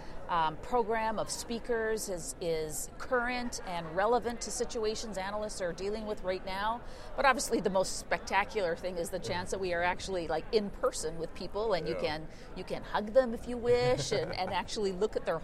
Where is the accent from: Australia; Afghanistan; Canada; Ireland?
Canada; I am a Canadian